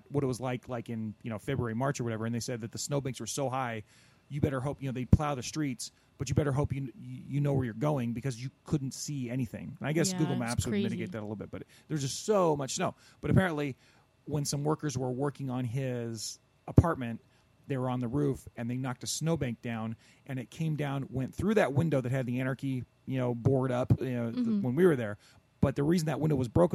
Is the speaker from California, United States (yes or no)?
yes; near Corona, California, United States; Out in Corona, big ups to my, you know, out near my hometown